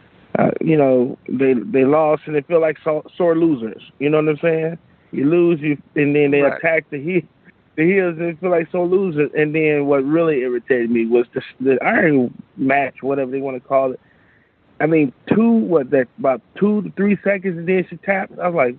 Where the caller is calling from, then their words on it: Chicago, Illinois, United States; from Chicago.